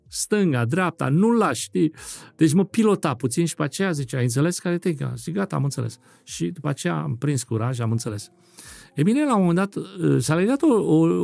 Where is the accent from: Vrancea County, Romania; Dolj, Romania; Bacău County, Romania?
Dolj, Romania; Craiova; moved away as an adult; now in France; sunt din Craiova